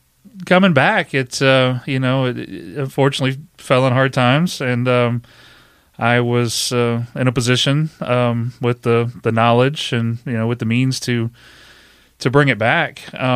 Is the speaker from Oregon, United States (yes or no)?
no; Pennsylvania, United States; Born and raised in York County, so a lot of people that found out I was doing something different, you know, came and supported that as well.